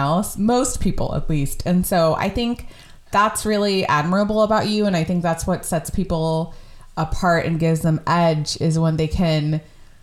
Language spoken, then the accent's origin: English; Bay Area, California, United States; I grew up in the Bay Area